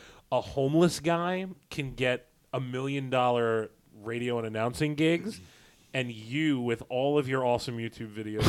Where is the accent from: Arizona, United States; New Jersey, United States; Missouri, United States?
New Jersey, United States; when I was growing up in Jersey